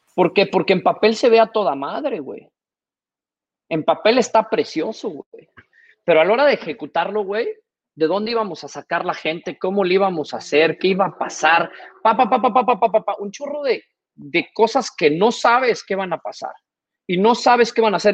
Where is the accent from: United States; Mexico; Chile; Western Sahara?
Mexico; moved away as an adult; also born or lived in Singapore; como buen mexicano